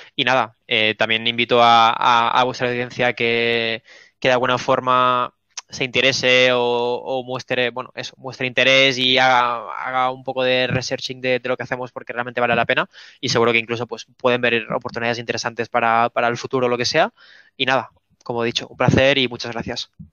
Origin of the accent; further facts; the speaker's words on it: Spain; tres chavales de España de 22, 20 y 26 años